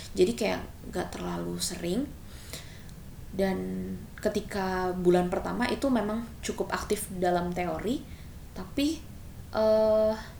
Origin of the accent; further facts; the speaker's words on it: Sentul, Bogor Regency, West Java, Indonesia; also born or lived in Jakarta / Philippines (mother's origin); aku dulu masih tinggal di Jakarta sebelum aku pindah ke Sentul ke Kabupaten Bogor